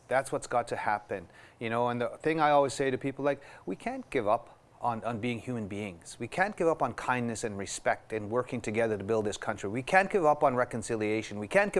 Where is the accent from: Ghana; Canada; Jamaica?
Canada; So I would say it's coming together because we're all in this together as Canadian people, you know, as First Nations people and non-Indigenous people.